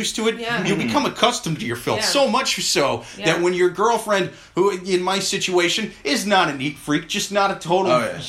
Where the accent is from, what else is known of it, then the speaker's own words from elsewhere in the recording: Midwest, United States; now in New York City, United States; I'm up from the Midwest